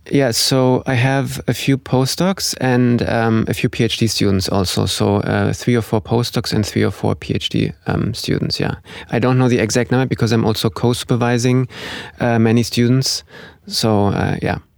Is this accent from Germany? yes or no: yes; Germany; moved away as an adult; now in Oslo, Norway; I'm originally from Germany